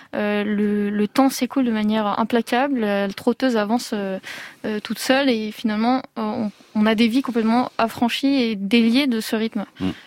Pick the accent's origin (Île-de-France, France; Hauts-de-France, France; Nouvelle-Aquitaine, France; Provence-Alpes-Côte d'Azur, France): Provence-Alpes-Côte d'Azur, France; je suis née en Provence